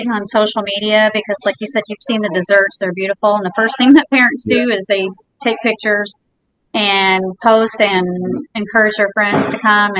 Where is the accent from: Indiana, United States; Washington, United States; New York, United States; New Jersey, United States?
Indiana, United States; also born or lived in Jacksonville, Florida; now in Naples, United States; we moved to Naples from Jacksonville, but originally from Indiana